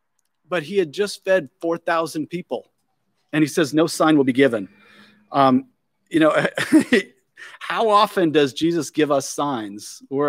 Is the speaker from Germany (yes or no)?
yes; Germany; I did when I was a kid. I grew up in Germany, and we would have these Volksmarches there.